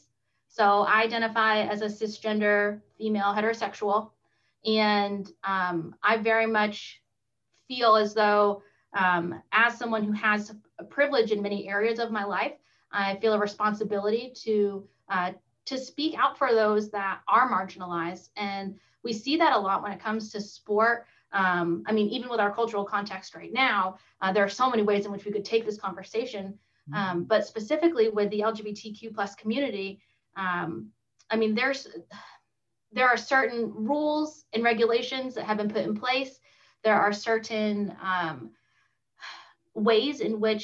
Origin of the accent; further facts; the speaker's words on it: Maine, United States; now in Augusta, Georgia, United States; I'm actually from Maine